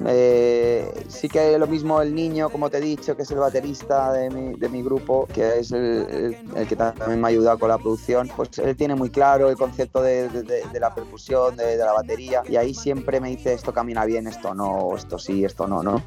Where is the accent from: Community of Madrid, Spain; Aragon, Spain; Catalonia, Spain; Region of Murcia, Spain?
Community of Madrid, Spain; Madrid; moved away as an adult; also born or lived in Málaga; now in Basque Country, Spain; yo nací en Málaga, me crié, o sea, viví 4 o 5 años, luego me crié en Madrid, ahí es donde he estado casi toda mi vida